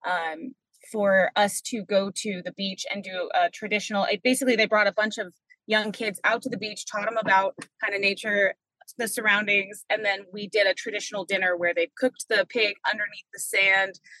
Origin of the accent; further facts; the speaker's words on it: New Zealand; moved away; also born or lived in Arizona, United States / Alaska, United States; Um so I was born in Arizona, left there pretty young, uh, uh, did some growing up formative years in New Zealand and uh, then came back here spent a little bit of time in alaska